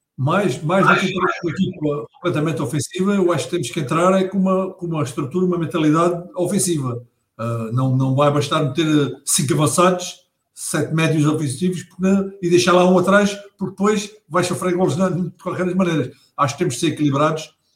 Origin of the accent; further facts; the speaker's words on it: Setúbal, Portugal; Sou do Sul com muito orgulho, gosto muito de ser do Sul, gosto muito da cidade, do, da minha cidade, é a minha cidade do coração, que é Setúbal